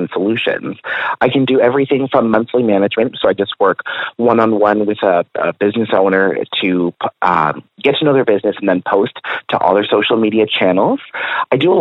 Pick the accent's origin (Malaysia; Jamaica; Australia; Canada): Canada; Guelph, Ontario; also born or lived in Los Angeles; Born and raised in Guelph.